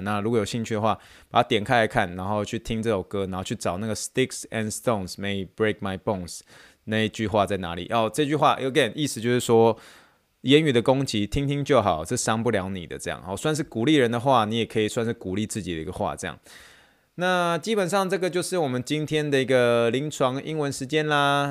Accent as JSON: {"language": "Chinese", "country": "Taiwan", "accent": "Taiwanese accent", "said": "我就是比较有台湾腔一些些啦"}